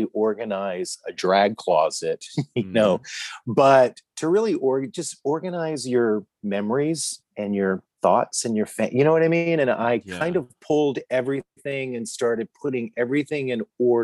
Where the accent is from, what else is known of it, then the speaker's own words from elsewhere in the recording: Louisiana, United States; I went to college and I grew up in Louisiana, and I went to a Southern Baptist college.